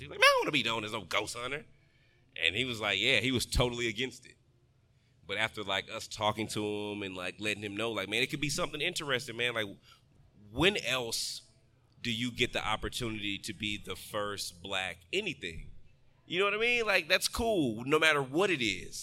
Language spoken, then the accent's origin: English; Texas, United States; I'm from Texas